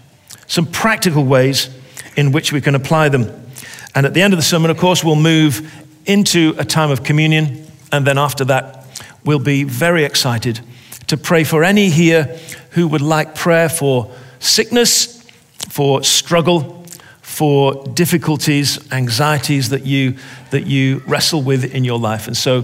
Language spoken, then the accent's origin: English; England, United Kingdom; I'm an English soccer person, and I know the pain of being a fan.